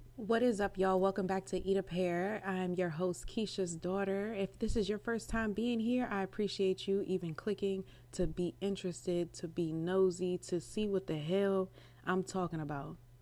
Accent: Maryland, United States; I'm from Maryland

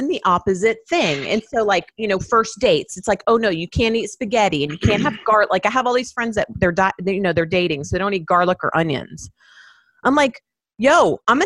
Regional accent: Miami, Florida, United States; I grew up in Miami

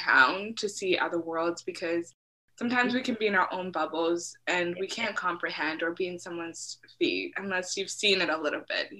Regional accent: United States; And then growing up in America, that was really helpful to understand American culture.

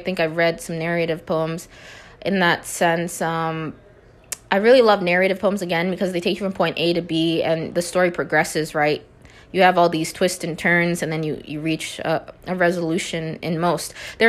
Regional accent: Minnesota, United States; now in Nevada, United States; But I'm originally from Minnesota. I know some of you know that, and I am relocated out to, you know, Nevada.

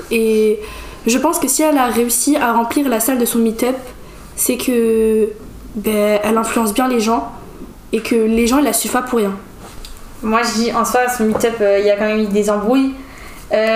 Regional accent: Algeria; j'ai 15 ans et je suis algérienne

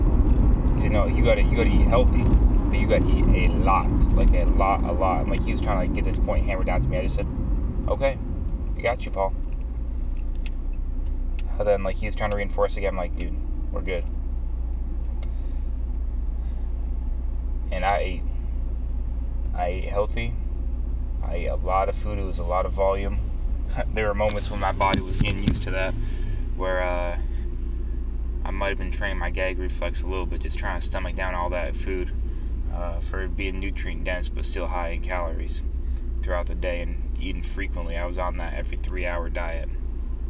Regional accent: New Hampshire, United States; I love growing up in New Hampshire

